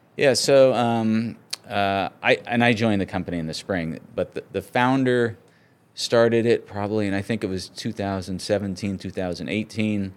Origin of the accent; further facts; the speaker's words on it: San Francisco, California, United States; moved away; I grew up in California and, um, in the San Francisco area.